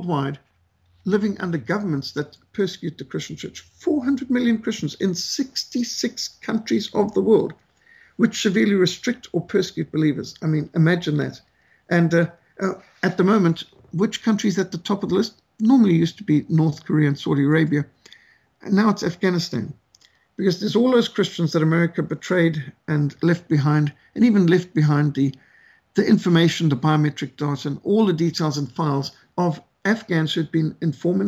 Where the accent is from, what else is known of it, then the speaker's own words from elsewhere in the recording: Zimbabwe; Rhodesia, my home country where I grew up